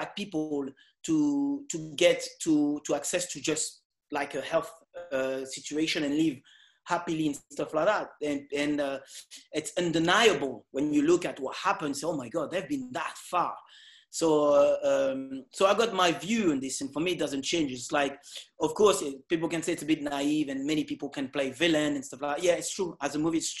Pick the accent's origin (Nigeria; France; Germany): France; Évry, Île-de-France; English is a second language; moved away; also born or lived in Caribbean; I'm not from America. I'm from France.